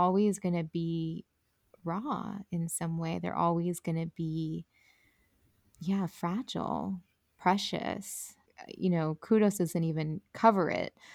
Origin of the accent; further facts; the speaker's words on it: Colombia; I'm from Colombia